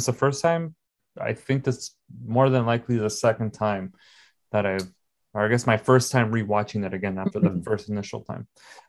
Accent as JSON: {"language": "English", "region": "California", "country": "United States", "said": "I'm from California, there's no winters out here."}